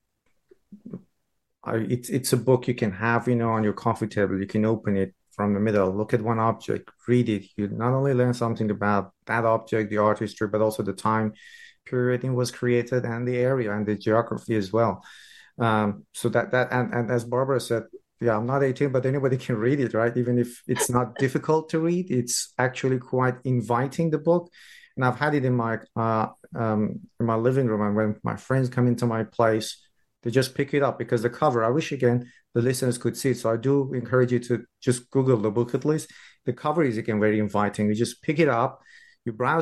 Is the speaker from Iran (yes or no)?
yes; Iran; I'm from Iran